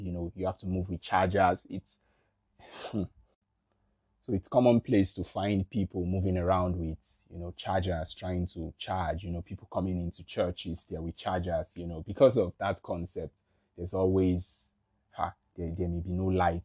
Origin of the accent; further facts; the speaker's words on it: Nigeria; I'm from Nigeria